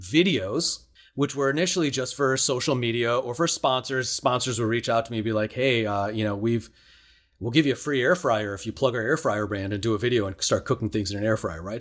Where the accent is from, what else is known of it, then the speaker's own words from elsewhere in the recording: Chicago, Illinois, United States; I grew up in Chicago